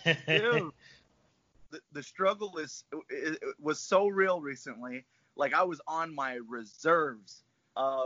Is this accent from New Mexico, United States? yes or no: yes; Albuquerque, New Mexico, United States; moved away as an adult; now in Portland, United States; I'm still keeping tabs on my hometown. Got friends and family, all my loved ones are still there